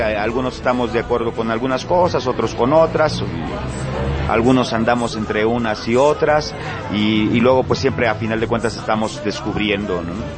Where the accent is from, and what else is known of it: Acapulco, Guerrero, Mexico; accent: costeño